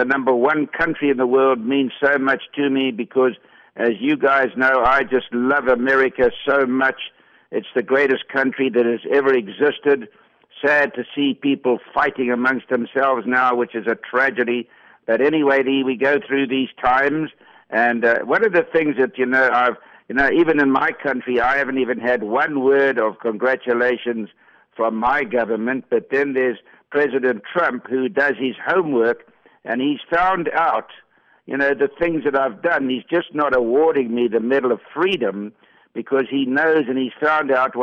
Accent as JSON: {"language": "English", "town": "Johannesburg", "region": "Gauteng", "country": "South Africa", "tie": "born or raised there", "said": "I was brought up in Johannesburg"}